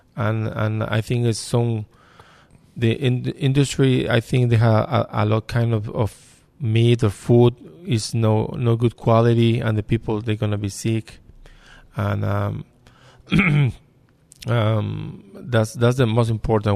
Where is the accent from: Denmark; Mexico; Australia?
Mexico; English is a second language; now in United States; I come from Mexico.